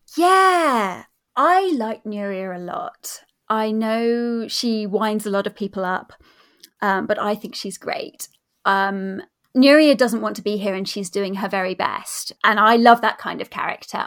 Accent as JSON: {"language": "English", "area": "New Forest", "region": "South East England", "country": "United Kingdom", "tie": "born or raised there", "said": "I grew up in the New Forest, or near the New Forest, down on the South Coast"}